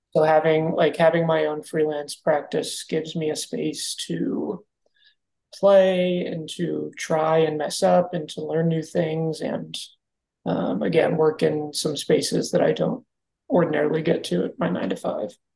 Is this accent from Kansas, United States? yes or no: yes; Kansas, United States; moved away as an adult; now in Phoenix, United States; I spent most of my life growing up in Kansas